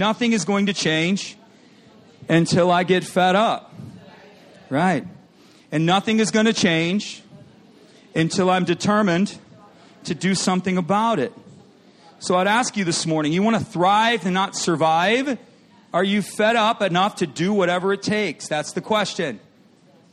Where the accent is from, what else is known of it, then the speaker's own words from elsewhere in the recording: Michigan, United States; I grew up in Michigan, and they had lots of farmland where I grew up.